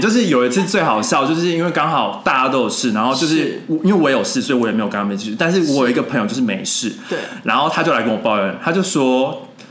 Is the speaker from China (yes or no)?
no; Taiwan; now in United States; 从小在那边长大